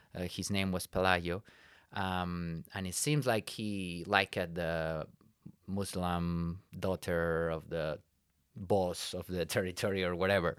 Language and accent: English; Spain; English is a second language; moved away as an adult; now in Iowa, United States; I'm from Spain, um, born in, uh, the border between León and Asturias, which is about three hours north from Madrid.